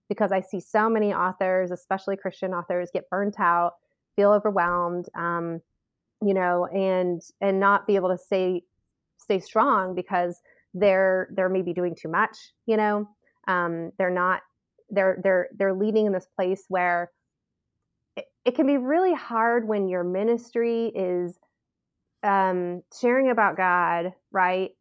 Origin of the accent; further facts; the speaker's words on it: Southern California, United States; moved away as an adult; now in Southern Idaho, United States; we moved from Southern California, I've always been a California girl, and we moved from Southern California to, um, kind of the rural hills of Southern Idaho